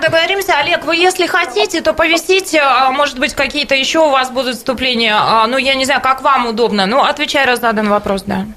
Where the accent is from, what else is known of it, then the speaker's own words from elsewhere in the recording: Siberia, Russia; мы, сибиряки